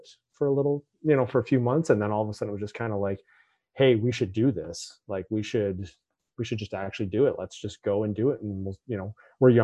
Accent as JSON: {"language": "English", "town": "Toronto", "region": "Ontario", "country": "Canada", "tie": "born or raised there", "moved": "as an adult", "lives_now": "Vancouver, Canada", "said": "move from the Toronto area where I basically grew up to Vancouver"}